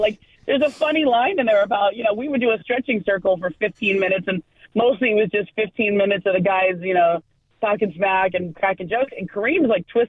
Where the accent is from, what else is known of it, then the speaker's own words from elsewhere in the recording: Los Angeles, California, United States; I grew up in LA, so I grew up on the Showtime Lakers.